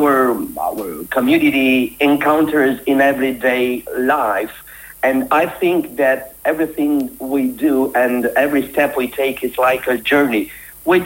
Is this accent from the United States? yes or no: no; Romania; I'm coming from Romania.